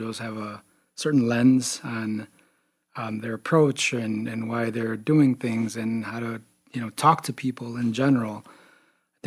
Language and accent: English; Chicago, Illinois, United States; also born or lived in Wisconsin / Champaign, Illinois; born and raised in Chicago, far south side of Chicago